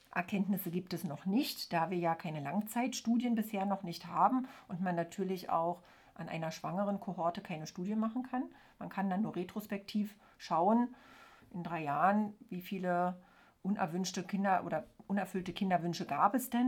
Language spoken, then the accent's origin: German; East Germany, Germany; ich bin ja in der DDR aufgewachsen